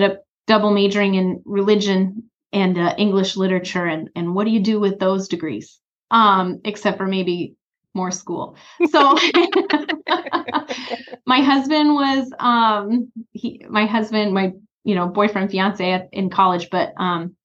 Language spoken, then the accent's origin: English; South Dakota, United States; also born or lived in Northfield, Minnesota; I grew up in South Dakota.